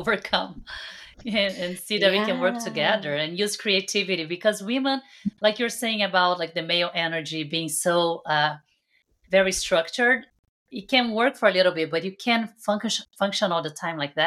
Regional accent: Brazil; now in California, United States; And I'm Brazilian. From Brazil

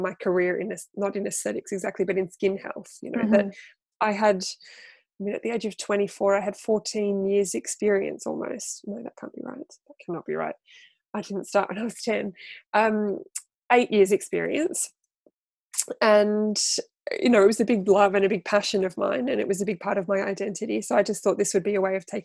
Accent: Australia; moved away as an adult; now in United Kingdom; I am an Australian. I'm a displaced Australian living in the UK for 16 years, I think now

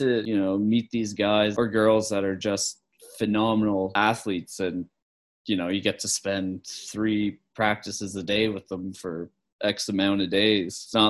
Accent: Clydesdale, Nova Scotia, Canada; now in Pelly Crossing, Canada; Clydesdale's out of Antigonish, which is the town. And I always thought, you know, kind of rural area, more rural.

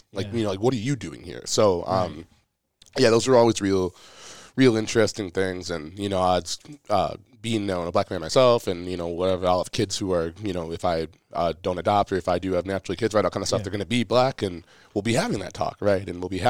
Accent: Minnesota, United States; one, we're from Minnesota, state of hockey, all that.

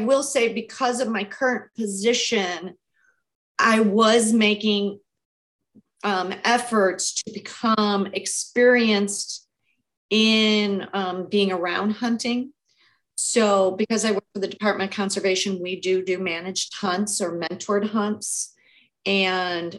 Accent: Cleveland, Ohio, United States; I grew up in Cleveland, Ohio, city kid

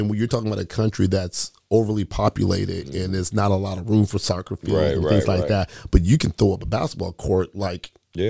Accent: Oak Park, Illinois, United States; I grew up in Oak Park. I grew up a poor kid, right? I grew up in Oak Park, man.

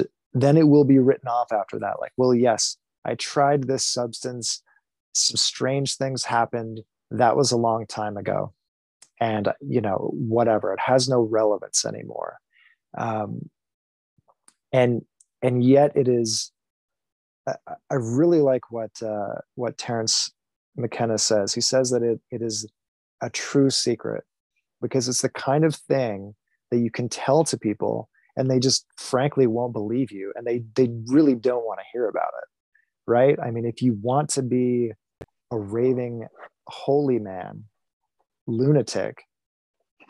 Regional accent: Michigan, United States; I grew up in Michigan, had a thoroughly Midwest upbringing

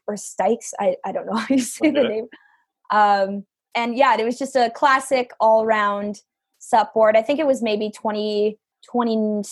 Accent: Welland, Ontario, Canada; I'm from Welland, Ontario, Canada. So I'm born and raised in the heart of the Niagara region

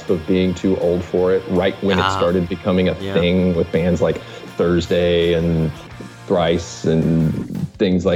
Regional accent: Jessamine County, Kentucky, United States; moved away as an adult; now in Cincinnati, United States; I am from Jessamine County, Kentucky.

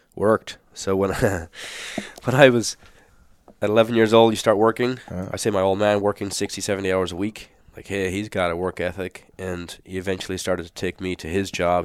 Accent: Ireland; moved away as an adult; also born or lived in New Zealand / Australia; now in Phoenix, United States; I'm born and raised in Ireland.

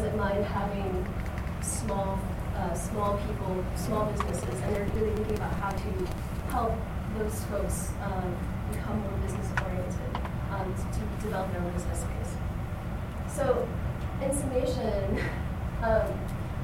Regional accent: Indiana, United States; now in Miami, United States; I am from Indiana

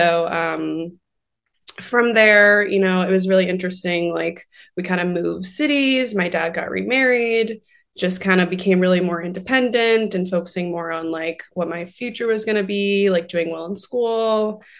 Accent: Port St. Lucie, Florida, United States; now in Los Angeles, United States; I grew up in Florida. I grew up in Port St. Lucie and not like the best area

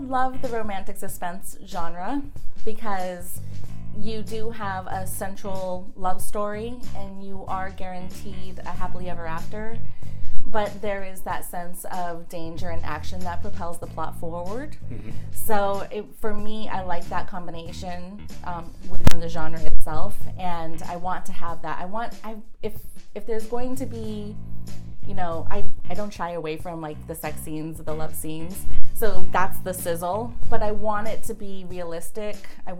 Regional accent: Colorado, United States; also born or lived in Orlando, United States / Connecticut, United States; When I was quite a bit younger, and then third grade, moved to Colorado, spent the majority of my childhood in Colorado.

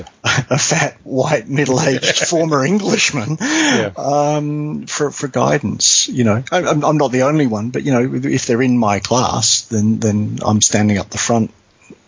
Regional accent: Rockingham, Western Australia, Australia; accent: Australian; moved away as an adult; now in northern Western Australia, Australia; I've come up from Perth. You know, I've come up from 1,500, 1,600 kilometres away.

